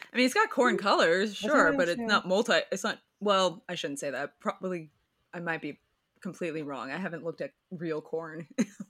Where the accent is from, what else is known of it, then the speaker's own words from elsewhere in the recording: Kansas, United States; now in Los Angeles, United States; I'm from Kansas.